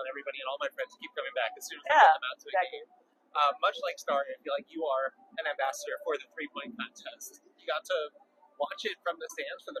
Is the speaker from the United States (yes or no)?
yes; New York, United States; I'm born and raised in New York